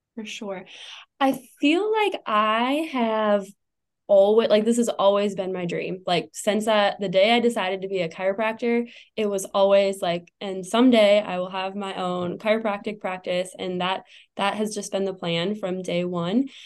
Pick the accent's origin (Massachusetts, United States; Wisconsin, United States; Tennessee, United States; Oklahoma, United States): Wisconsin, United States; moved away as an adult; also born or lived in St. Louis, Missouri; now in Arizona, United States; I grew up in Wisconsin and moved to St. Louis, uh, lived there for about five years